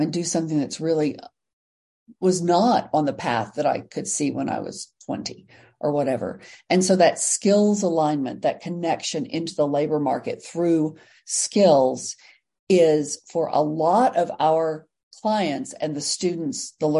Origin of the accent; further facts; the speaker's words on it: Texas, United States; I'm from Texas